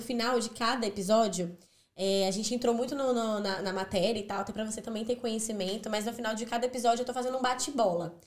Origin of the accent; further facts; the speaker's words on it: Brazil; now in Ireland; enquanto brasileiro